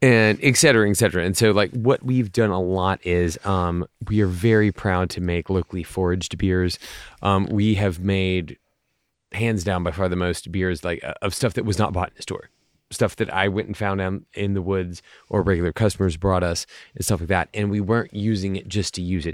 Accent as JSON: {"language": "English", "country": "United States", "said": "as American brewers"}